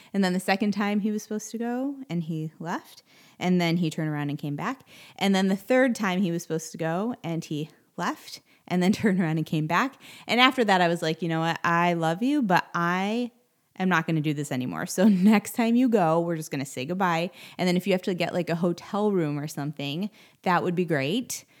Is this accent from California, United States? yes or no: no; Cleveland, Ohio, United States; moved away as an adult; I grew up in Cleveland